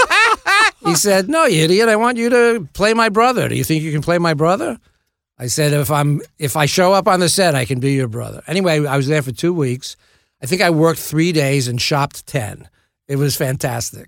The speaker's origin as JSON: {"language": "English", "town": "New York City", "region": "New York", "country": "United States", "tie": "born or raised there", "said": "I grew up in the Bronx."}